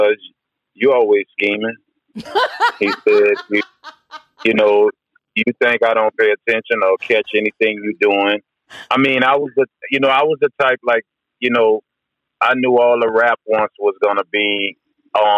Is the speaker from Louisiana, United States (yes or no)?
yes; New Orleans, Louisiana, United States; I'm from New Orleans.